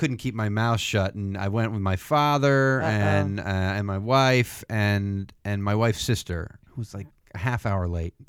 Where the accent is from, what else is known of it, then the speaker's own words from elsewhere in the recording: near the Roosevelt Mansion, Upstate New York, United States; moved away; my hometown is very close to the Roosevelt Mansion